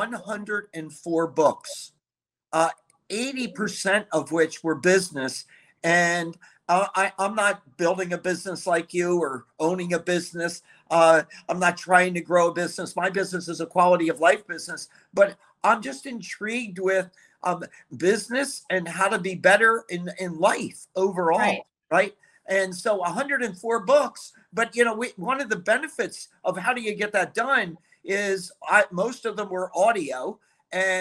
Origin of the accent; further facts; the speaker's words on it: Philadelphia, Pennsylvania, United States; I grew up in the Philly area